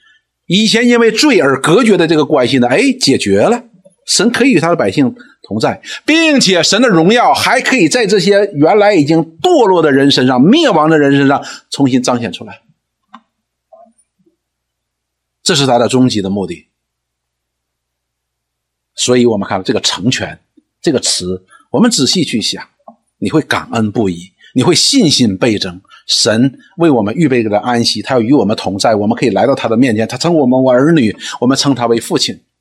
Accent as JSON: {"language": "Chinese", "country": "China", "said": "我们中国人追求一个境界，这个境界叫什么呢？叫泰山崩于前而色不变。"}